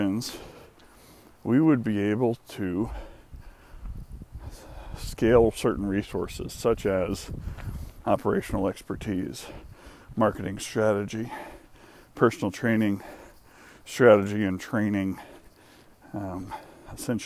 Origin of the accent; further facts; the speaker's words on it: the South, United States; also born or lived in Atlanta; as someone who spent most of his life in the South